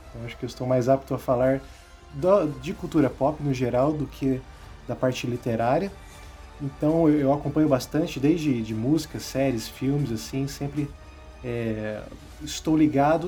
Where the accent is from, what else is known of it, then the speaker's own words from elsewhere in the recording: interior of Paraná, Brazil; accent: light interior (caipira) accent; moved away as an adult; now in Curitiba, Brazil; estou morando aqui em Curitiba também, mas eu vim do interior do Paraná. Né, talvez vocês notem isso pelo, pelo meu sotaque leve, que às vezes, às vezes fica até imperceptível que eu sou do interior